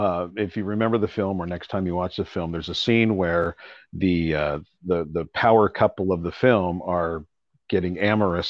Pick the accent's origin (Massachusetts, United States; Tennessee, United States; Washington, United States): Washington, United States; Seattle; moved away as an adult; I was born and raised in Seattle